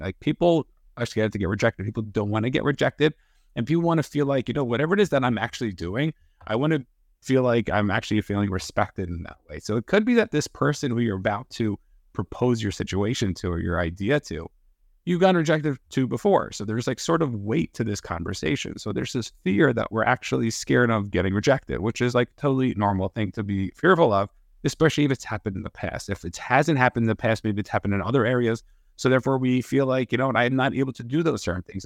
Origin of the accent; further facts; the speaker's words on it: New York, United States; I grew up in New York. I'm a Giants fan